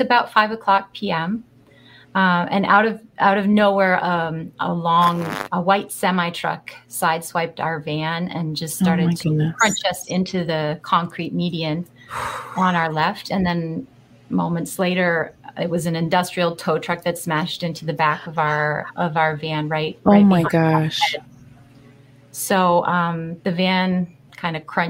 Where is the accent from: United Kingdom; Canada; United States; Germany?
Canada; I'm half Finnish. My mom was born in Finland, but I'm also a Canadian.